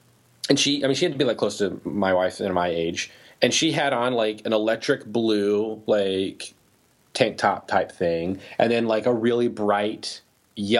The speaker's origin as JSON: {"language": "English", "town": "Orlando", "region": "Florida", "country": "United States", "tie": "born or raised there", "moved": "yes", "said": "growing up in Orlando"}